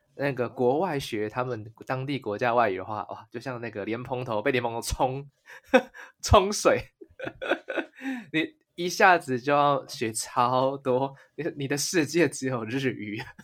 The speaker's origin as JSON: {"language": "Chinese", "country": "Taiwan", "moved": "yes", "lives_now": "Japan", "said": "身为一个台湾人"}